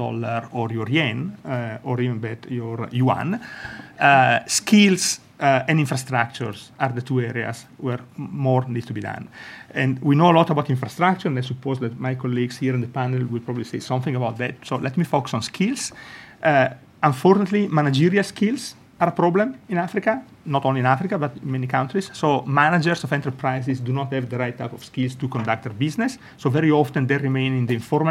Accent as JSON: {"language": "English", "country": "Italy", "accent": "Italian", "second_language": "English", "said": "I'm Italian, as my accent shows."}